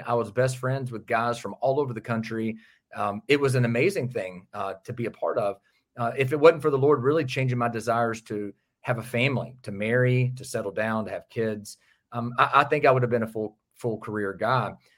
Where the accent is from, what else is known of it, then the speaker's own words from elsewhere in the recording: outside Nashville, Tennessee, United States; just outside of Nashville, Tennessee. born and raised in that area